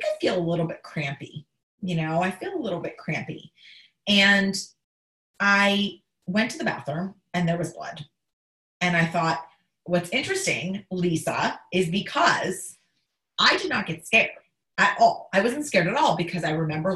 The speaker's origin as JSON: {"language": "English", "town": "Pittsburgh", "region": "Pennsylvania", "country": "United States", "moved": "yes", "lives_now": "New York, United States", "said": "I'm from Pittsburgh"}